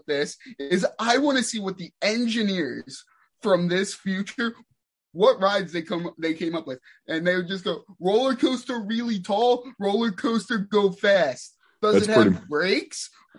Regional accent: New Jersey, United States; we're from New Jersey, which means we are less than 2.5 hours from Action Park.

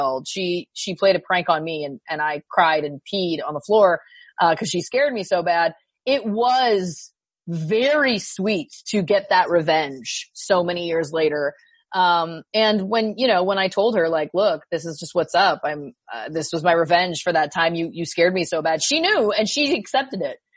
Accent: Belleville, Ontario, Canada; born or raised there

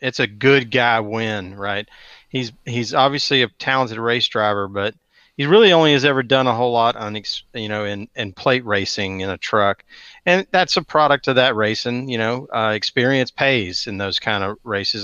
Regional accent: Atlanta, Georgia, United States; I grew up in Metro Atlanta

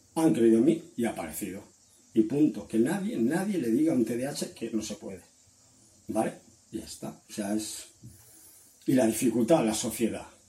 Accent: Valencia, Valencian Community, Spain; soy de Valencia, de España

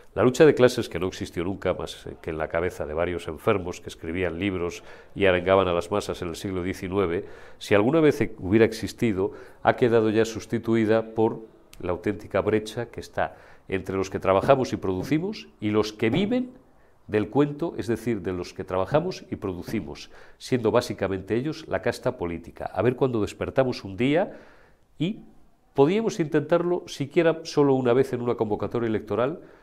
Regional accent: Zamora, Castile and León, Spain; las hemos visto en mi tierra, en Zamora

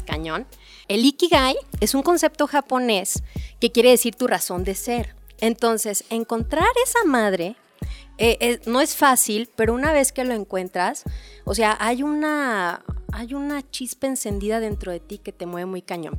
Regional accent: Mexico

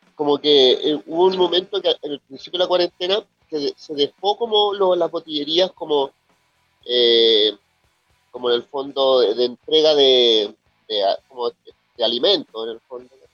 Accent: Chile; cómo somos acá en Chile

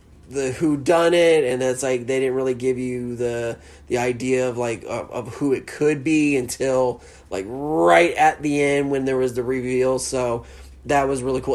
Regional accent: the South, United States; accent: Southern; I'm straight Southern.

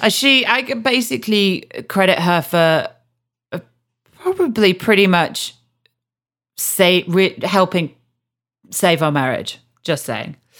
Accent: Yorkshire and the Humber, United Kingdom; I'm from Yorkshire as well

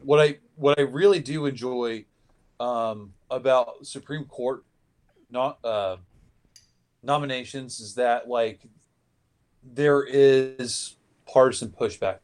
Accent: Seattle, Washington, United States; my hometown, uh, the Seattle

